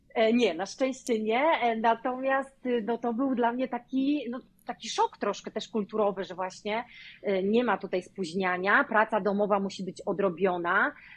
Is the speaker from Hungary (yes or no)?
no; Poland; moved away as an adult; also born or lived in Hillsboro, Oregon, United States; now in Oregon, United States; angielski nie jest moim pierwszym językiem